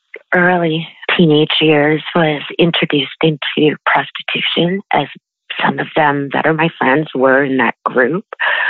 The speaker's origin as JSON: {"language": "English", "town": "London", "region": "Ontario", "country": "Canada", "moved": "as an adult", "said": "I'm also from London, Ontario."}